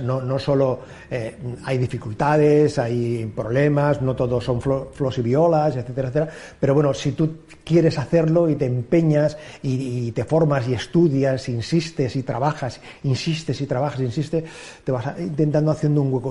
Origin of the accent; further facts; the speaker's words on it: Sant Adrià de Besòs, Catalonia, Spain; empecé a hacer radio en la población donde yo nací, en Santa Adrià de Besos